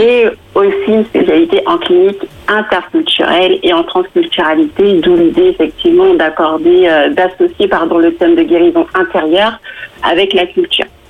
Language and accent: French; Guadeloupe; moved away as an adult; now in Île-de-France, France; Je viens de la Guadeloupe et je suis en France depuis, euh, depuis plus de 10 ans maintenant.